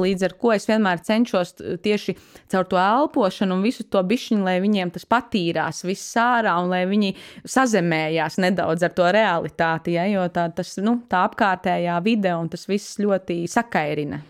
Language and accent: Latvian; Gulbene, Gulbene Municipality, Latvia; now in Riga, Latvia; ir mana dzimtā puse, Gulbene